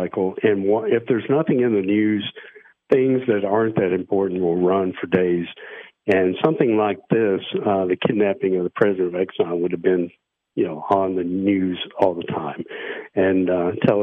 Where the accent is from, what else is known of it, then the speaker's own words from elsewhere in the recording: Nashville, Tennessee, United States; I grew up in Nashville